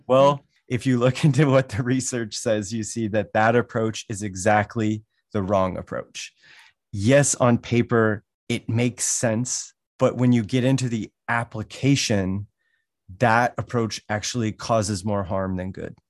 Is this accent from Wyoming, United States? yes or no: yes; Wyoming, United States; also born or lived in Washington, D.C.; now in Des Moines, United States; I grew up in Wyoming